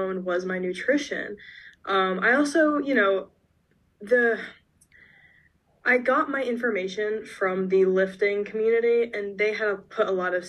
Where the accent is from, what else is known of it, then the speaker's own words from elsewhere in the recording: Georgia, United States; I'm from Georgia originally